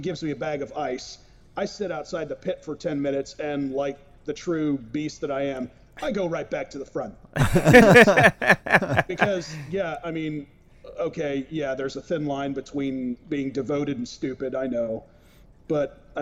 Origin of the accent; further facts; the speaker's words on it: Modesto, California, United States; now in Coos Bay, United States; in my hometown of Modesto, California